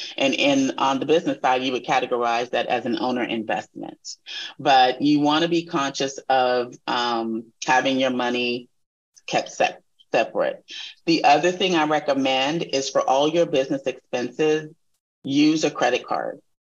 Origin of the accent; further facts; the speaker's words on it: Texas, United States; moved away; also born or lived in California; this is a Texas girl talking